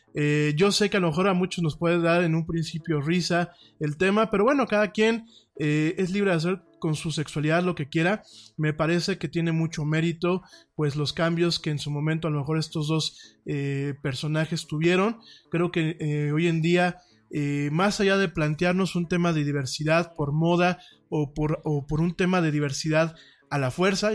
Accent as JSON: {"language": "Spanish", "country": "Mexico"}